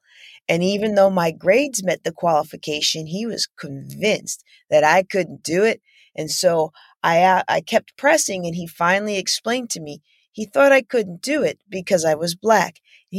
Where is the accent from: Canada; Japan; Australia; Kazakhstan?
Japan; also born or lived in Wilkes-Barre / Germany / United States; I was born in Wilkes-Barre, PA, but most of my childhood was spent in Japan and Germany.